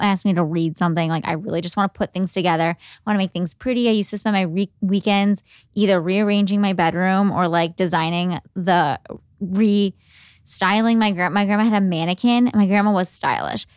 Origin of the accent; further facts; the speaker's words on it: Cleveland, Ohio, United States; were living in Cleveland. I'm from Cleveland.